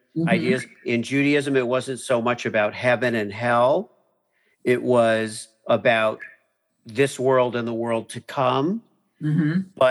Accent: Miami, Florida, United States; I grew up in Miami, which I thought was a wonderful place to kind of grow up

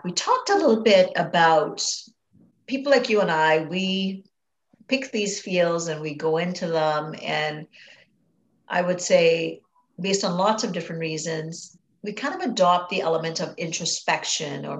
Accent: Trinidad & Tobago; I grew up in Trinidad and Tobago in the Caribbean

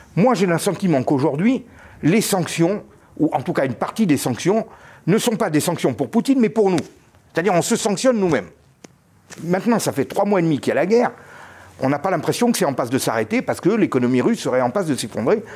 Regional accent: France; en tant que Français

